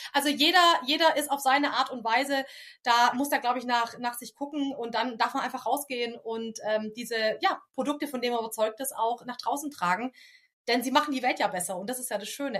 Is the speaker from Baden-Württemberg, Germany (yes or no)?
yes; Stuttgart, Baden-Württemberg, Germany; Ich komme aus dem Großraum Stuttgart.